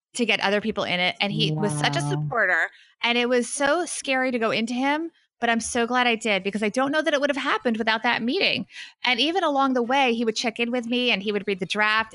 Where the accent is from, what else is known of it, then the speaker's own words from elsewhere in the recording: Wyckoff, New Jersey, United States; I'm in my hometown, Wyckoff, New Jersey